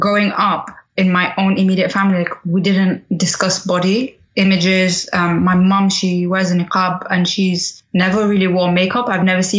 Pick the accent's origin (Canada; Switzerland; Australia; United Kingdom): United Kingdom; England; also born or lived in Sudan; I was born in Sudan and raised in England